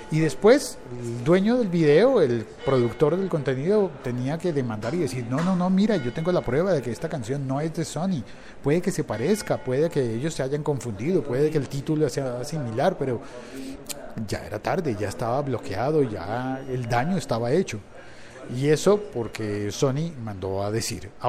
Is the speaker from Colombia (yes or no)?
yes; Colombia; Porque te ponen una cosa que, al menos en mi país, en Colombia, se llama